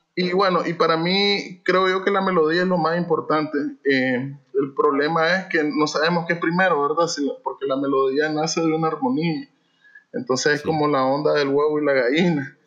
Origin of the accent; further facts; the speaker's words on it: Managua, Nicaragua; now in Masaya, Nicaragua; originalmente eh, de Managua y nos venimos hace 20 años exactamente oh. para este lado